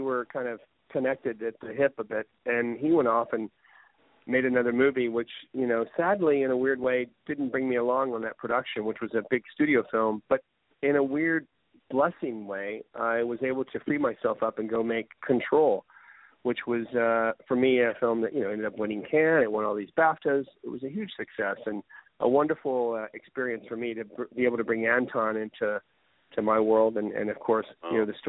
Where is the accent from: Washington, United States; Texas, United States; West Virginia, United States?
Texas, United States; Houston; moved away as an adult; also born or lived in Jackson, Mississippi / Waco, Texas; now in Los Angeles, United States; I was born in Jackson, Mississippi, of all places. And my mother, when I was 3 years of age, we moved to Houston. And we stayed there until I went away to college at Baylor University in Waco, Texas.